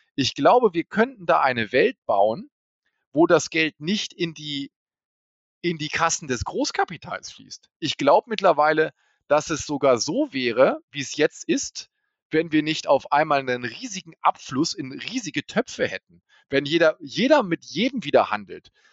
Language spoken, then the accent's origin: German; Hanover, Lower Saxony, Germany; ich komme aus Hannover